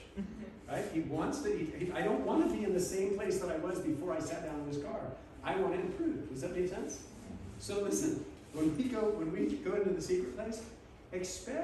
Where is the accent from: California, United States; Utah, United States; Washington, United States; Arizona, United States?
California, United States; Southern; moved away; I grew up in Southern California on the beach